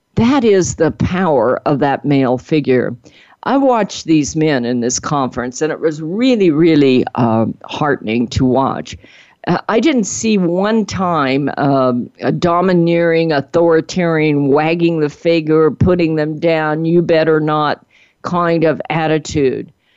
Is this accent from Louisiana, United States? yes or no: yes; Cajun, Louisiana, United States; accent: Cajun; my Cajun accent